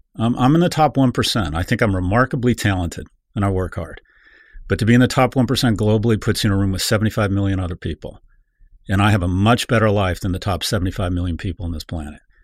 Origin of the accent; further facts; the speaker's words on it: San Diego, California, United States; I was born in San Diego